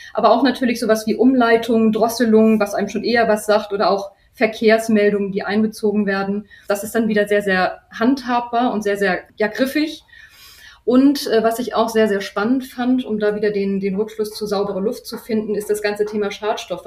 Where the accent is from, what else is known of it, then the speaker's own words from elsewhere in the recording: Hamburg, Germany; ich selber bin Hamburgerin